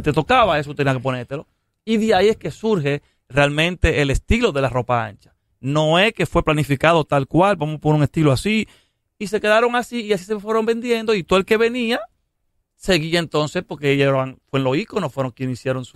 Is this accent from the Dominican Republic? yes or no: yes; Dominican Republic; lo que yo soy, un dominicano caribeño